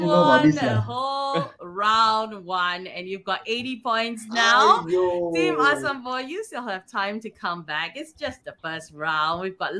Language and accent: English; Brickfields, Kuala Lumpur, Malaysia; Yes, now, father, I'm from Brickfield.